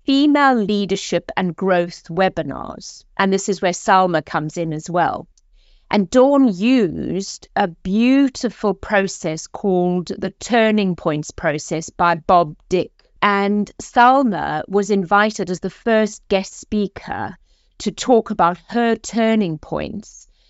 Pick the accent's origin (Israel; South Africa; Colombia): South Africa; moved away as an adult; now in Oxford, United Kingdom; as you can hear from my accent, I am originally South African, came to this country for one year, over thirty years ago, and this is now home.